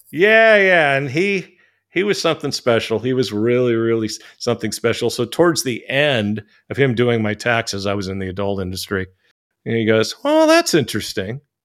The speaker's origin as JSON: {"language": "English", "town": "San Francisco", "region": "California", "country": "United States", "moved": "as an adult", "lives_now": "Thailand", "said": "I'm from San Francisco"}